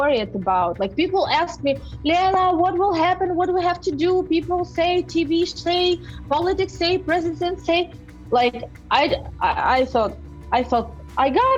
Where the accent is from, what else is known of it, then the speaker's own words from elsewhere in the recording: Donetsk, Donetsk Oblast, Ukraine; first language Russian; English is a second language; moved away as an adult; now in Kyiv, Ukraine; Originally, I'm from Donetsk.